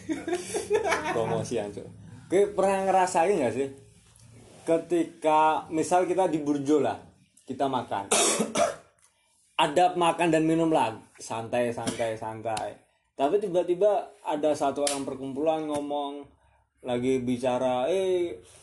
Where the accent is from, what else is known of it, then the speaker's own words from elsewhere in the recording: Surakarta, Central Java, Indonesia; sebagai manusia pribumi yang tumbuh kembang dewasa di tanah ini, di Jawa Tengah. Jawa Tengah, khususnya Solo